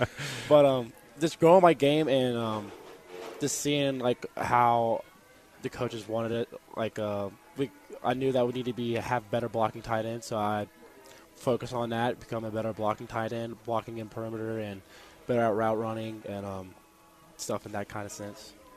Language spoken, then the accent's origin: English; Roanoke, Virginia, United States; moved away as an adult; now in Harrisonburg, United States; I'm from Roanoke, Virginia